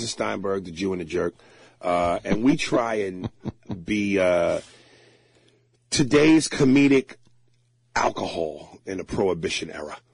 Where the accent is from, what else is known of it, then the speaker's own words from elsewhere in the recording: New Jersey, United States; I loved growing up in Jersey